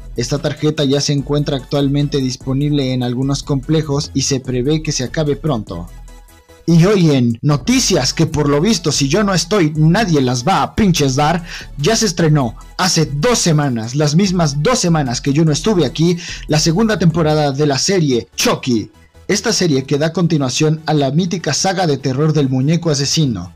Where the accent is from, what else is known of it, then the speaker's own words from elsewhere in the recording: Mexico; como mexicano